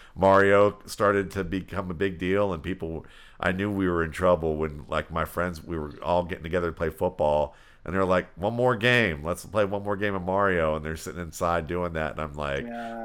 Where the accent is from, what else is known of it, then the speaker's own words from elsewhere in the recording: Cleveland, Ohio, United States; I grew up in Cleveland